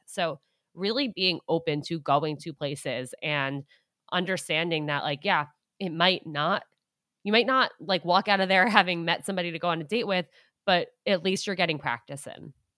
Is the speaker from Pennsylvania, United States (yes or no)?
no; Westchester County, New York, United States; born or raised there; also born or lived in Syracuse, New York; now in New York City, United States